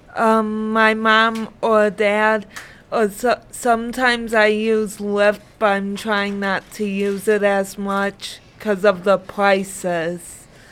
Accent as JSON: {"language": "English", "town": "Dearborn", "region": "Michigan", "country": "United States", "tie": "born or raised there", "also_born_or_lived": "Brownstown, Michigan / Allen Park, Michigan", "said": "I grew up in Dearborn, Michigan"}